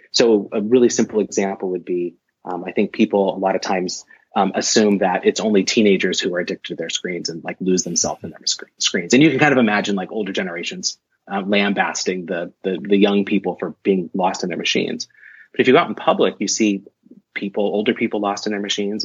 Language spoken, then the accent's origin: English; Portland, Oregon, United States; moved away as an adult; also born or lived in Madison, Wisconsin / Washington State; I ended up at the University of Portland, which is in my hometown